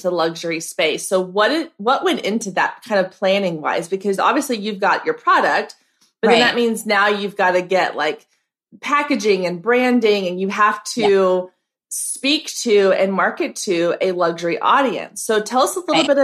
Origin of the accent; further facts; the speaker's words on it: Waco, Texas, United States; I'm here in Texas. I grew up in Waco.